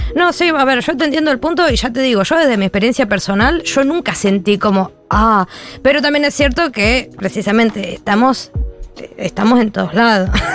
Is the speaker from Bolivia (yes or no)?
no; Argentina; moved away; las personas que nos fuimos de Argentina, tenemos que decir que nosotros salimos de Argentina